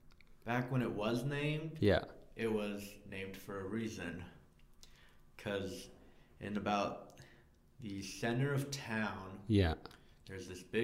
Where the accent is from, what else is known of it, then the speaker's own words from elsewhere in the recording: Texas, United States; also born or lived in Indiana; So I was born outside of Texas, but I've lived most of my life in Texas.